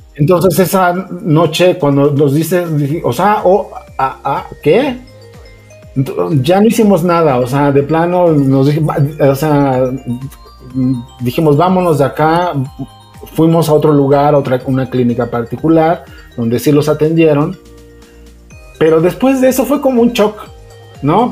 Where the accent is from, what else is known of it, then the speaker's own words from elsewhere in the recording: Mexico; somos mexicanos